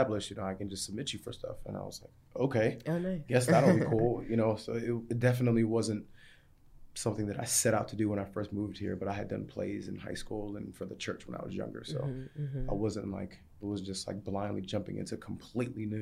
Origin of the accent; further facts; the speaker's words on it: Maryland, United States; also born or lived in England; my upbringing in Maryland.